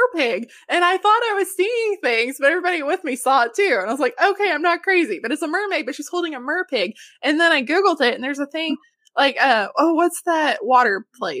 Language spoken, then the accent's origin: English; Arkansas, United States; now in Texas, United States; Growing up in Arkansas, though, it's like you didn't have the opportunities.